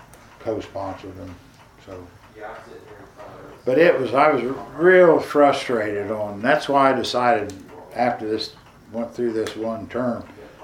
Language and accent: English; Albany, Indiana, United States; now in Muncie, United States; my hometown of Albany.